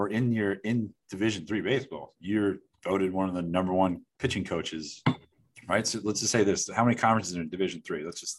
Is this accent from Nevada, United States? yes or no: no; New York City, New York, United States; I grew up in Queens.